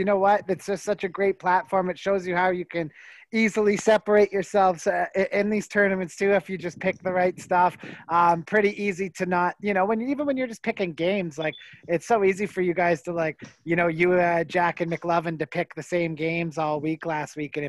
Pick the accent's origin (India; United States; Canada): Canada; where I'm from